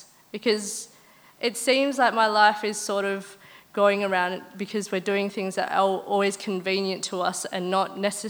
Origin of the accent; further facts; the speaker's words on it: Mandurah, Western Australia, Australia; from Mandarin, Western Australia.